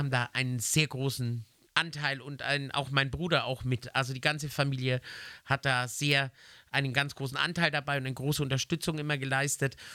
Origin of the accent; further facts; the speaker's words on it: Nuremberg, Bavaria, Germany; born there